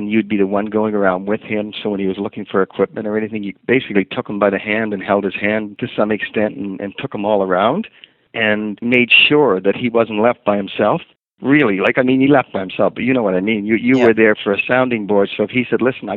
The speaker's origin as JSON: {"language": "English", "town": "Halifax", "region": "Nova Scotia", "country": "Canada", "tie": "born or raised there", "also_born_or_lived": "Antigonish, Nova Scotia / Brockville, Ontario", "moved": "yes", "said": "I'm originally from Antigonish, Nova Scotia. And when I was really young, before my mother died, she moved up to Halifax"}